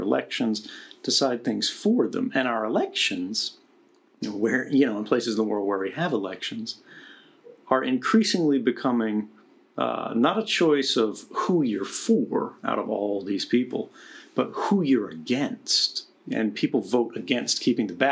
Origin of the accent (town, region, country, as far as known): United States; now in Russia